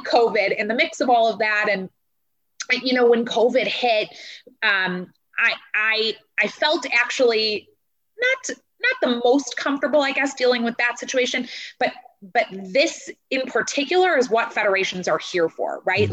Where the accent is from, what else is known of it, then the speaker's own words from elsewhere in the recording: West Bloomfield, Michigan, United States; moved away as an adult; also born or lived in Kalamazoo, Michigan; now in Las Vegas, United States; I grew up in West Bloomfield, which is a predominantly Jewish area